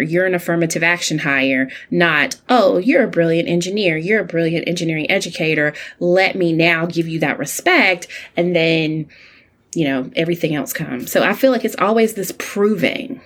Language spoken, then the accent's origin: English; Alabama, United States; as an only child, growing up in Alabama to older parents